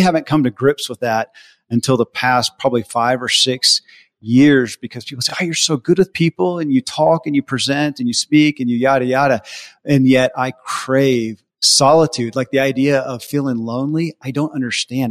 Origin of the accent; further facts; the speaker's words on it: the Bible Belt, United States; I grew up in the Bible Belt